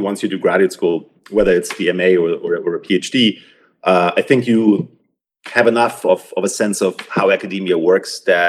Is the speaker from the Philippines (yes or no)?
no; Germany; moved away as an adult; also born or lived in Munich, Germany; now in United States; I grew up in Germany. I did my undergrad equivalent, so to speak, at the University of Munich. I was there for 8 semesters before I came to the US.